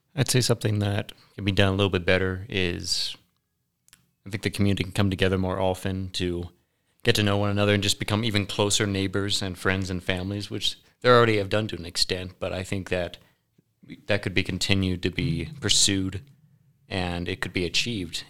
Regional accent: Maryland, United States; accent: Southern; now in Riverton, United States; I was born and raised in Maryland

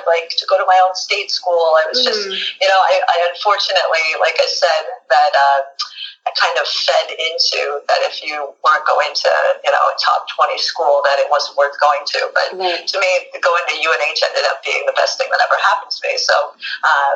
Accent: Hanover, New Hampshire, United States; moved away as an adult; also born or lived in Concord, Massachusetts; I grew up in a town called Hanover, New Hampshire

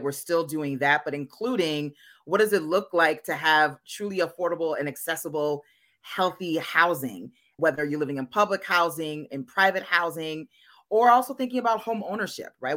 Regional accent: Minnesota, United States; moved away as an adult; back in my home state of Minnesota

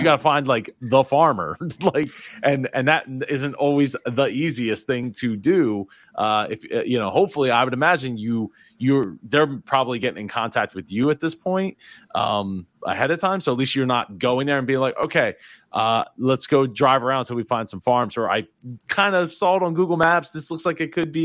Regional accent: Philadelphia, Pennsylvania, United States; while I'm not from New York, I'm from the Philly area

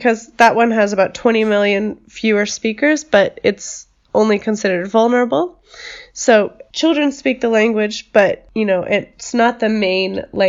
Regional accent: United States

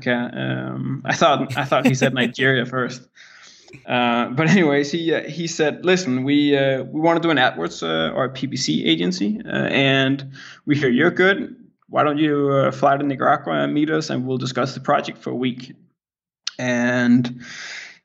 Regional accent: Denmark; English is a second language; I'm born and raised in Denmark

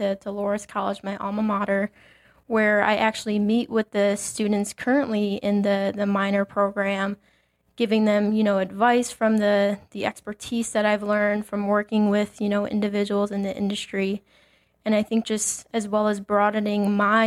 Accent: Mokena, Illinois, United States; moved away as an adult; also born or lived in Dubuque, Iowa; now in Valparaiso, United States; So I grew up in Mokena, Illinois, which is a south suburb of Chicago

